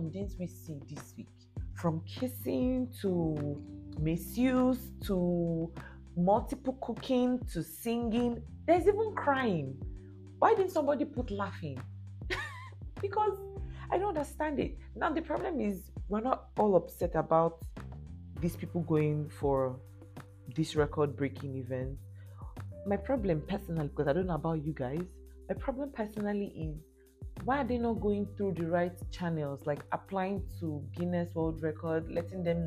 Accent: Lagos, Nigeria; moved away; that's my base, that's my home, born and brought up in Lagos.

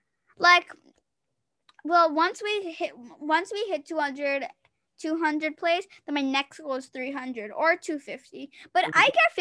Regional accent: England, United Kingdom; Oh my gosh. I am English. What am I speaking French?

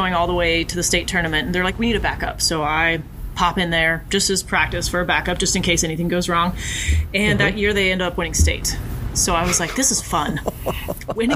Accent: Huntsville, Alabama, United States; moved away as an adult; now in North Carolina, United States; I was born and raised in Huntsville, Alabama

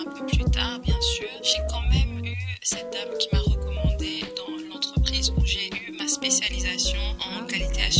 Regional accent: eastern DR Congo, Kivu, DR Congo; moved away as an adult; also born or lived in Sheffield, England; Je suis née au Kivu, à l'est de la RDC.

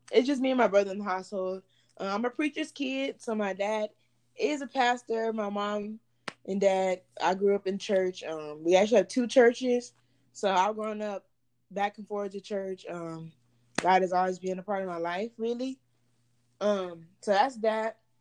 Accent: Baytown, Texas, United States; moved away as an adult; also born or lived in Houston, Texas; now in Dallas, United States; I was born in Houston. Um, I live in Baytown, Texas. It's like a small city that's like in the Houston area. Um, well, I was raised in Baytown, Texas

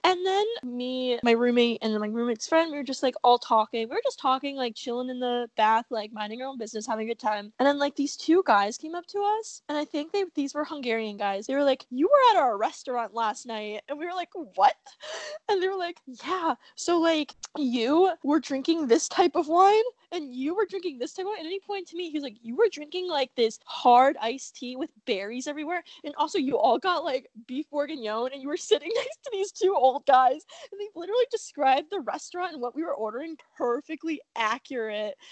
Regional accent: United States; accent: American; my American accent

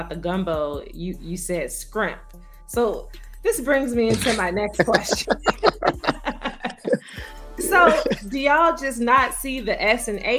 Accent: Gary, Indiana, United States; I'm from Gary, Indiana. That's near Chicago.

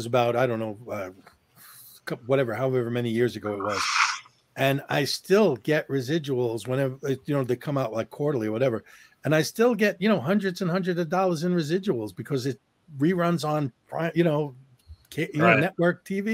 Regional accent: New York, United States; we're from New York

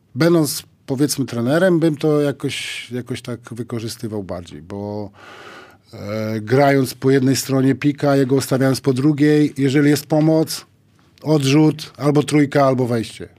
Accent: Białystok, Podlaskie Voivodeship, Poland; ja z Białego Stoku trafiłem do, do koszykówki

